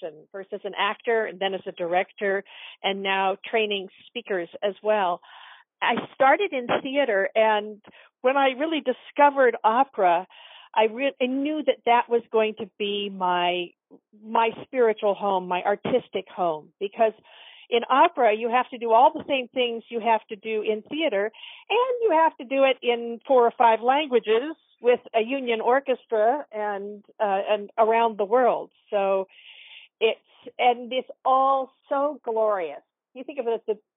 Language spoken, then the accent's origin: English; Portland, Oregon, United States; I grew up in Portland, Oregon, and I grew up going to a children's theater